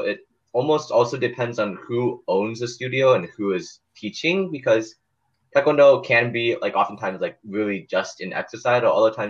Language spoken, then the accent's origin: English; South Korea; I came from Korea